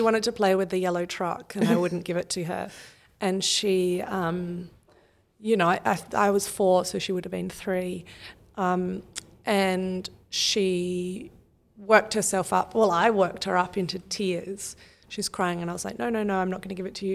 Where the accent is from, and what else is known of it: Australia